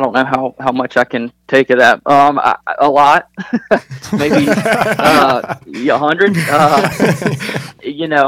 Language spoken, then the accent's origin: English; Charlotte, North Carolina, United States; growing up in Charlotte